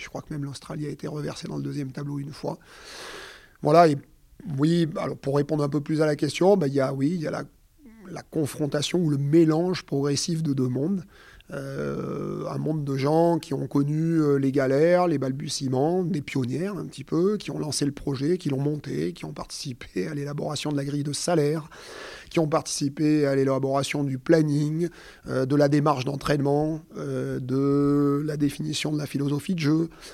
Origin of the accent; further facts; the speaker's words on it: Auvergne-Rhône-Alpes, France; je suis auvergnat